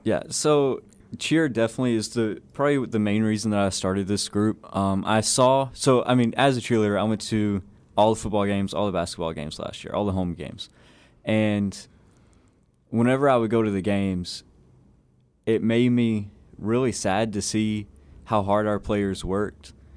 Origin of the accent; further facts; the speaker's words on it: Buna, Texas, United States; I'm originally from Buna, Texas, so in this area